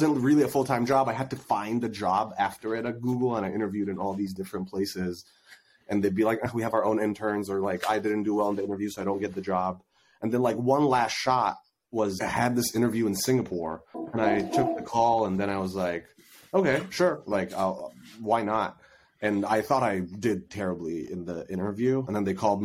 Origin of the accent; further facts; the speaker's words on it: Egypt; moved away; I was born and raised in Egypt